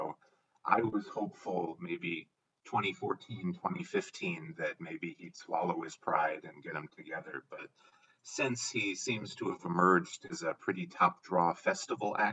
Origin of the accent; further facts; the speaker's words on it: Midwest, United States; I'm from the Midwest in the US